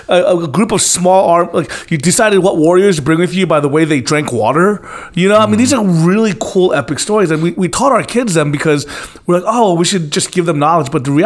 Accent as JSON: {"language": "English", "town": "Philadelphia", "region": "Pennsylvania", "country": "United States", "tie": "born there", "also_born_or_lived": "Atlanta", "said": "Yeah, I was born in Philadelphia, lived in Atlanta. Not much camping being done."}